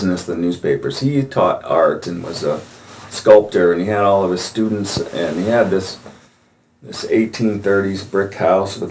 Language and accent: English; about an hour outside of Buffalo, New York, United States; moved away as an adult; also born or lived in Denver; lived about an hour outside of Buffalo, and it was in Buffalo, or 16 below in my hometown